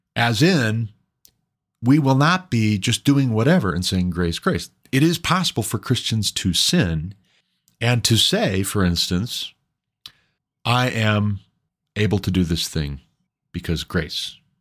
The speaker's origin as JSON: {"language": "English", "region": "Montana", "country": "United States", "moved": "yes", "said": "I'm from Montana"}